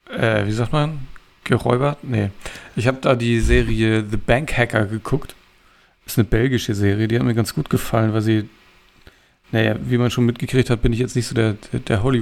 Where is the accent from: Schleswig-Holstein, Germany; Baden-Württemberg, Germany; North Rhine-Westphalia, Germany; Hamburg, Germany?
Schleswig-Holstein, Germany; Kiel; ich dachte, ich sehe jetzt noch ein bisschen was von meiner Heimatstadt